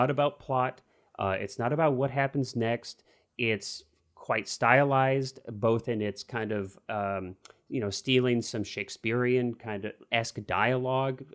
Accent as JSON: {"language": "English", "region": "Missouri", "country": "United States", "tie": "born or raised there", "said": "growing up in Missouri"}